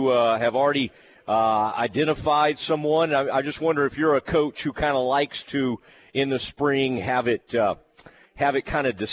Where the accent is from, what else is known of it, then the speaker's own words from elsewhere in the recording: Kaufman, Texas, United States; my hometown, Kaufman, Texas